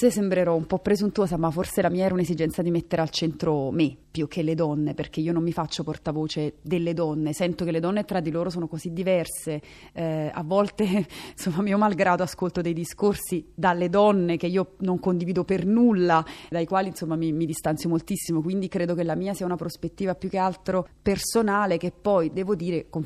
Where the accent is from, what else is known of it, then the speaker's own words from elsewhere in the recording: Naples, Campania, Italy; io sono napoletana